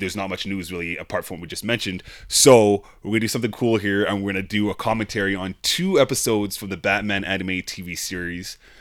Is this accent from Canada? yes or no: yes; Calgary, Alberta, Canada; we're from Calgary here